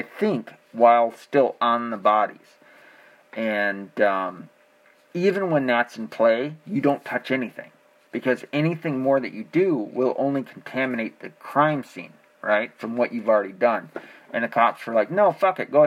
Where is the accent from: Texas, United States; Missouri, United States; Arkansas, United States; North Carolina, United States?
Arkansas, United States; I was born in Arkansas.